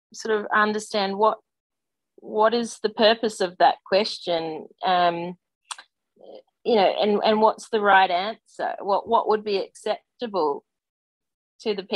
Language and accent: English; Australia; growing up in Australia, growing up in Australian sport